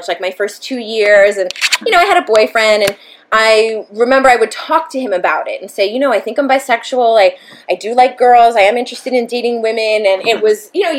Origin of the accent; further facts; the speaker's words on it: Brentwood, United States; we grew up in Brentwood